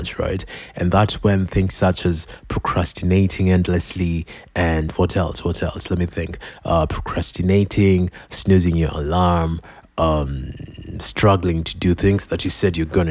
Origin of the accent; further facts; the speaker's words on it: Kenya; I'm Kenyan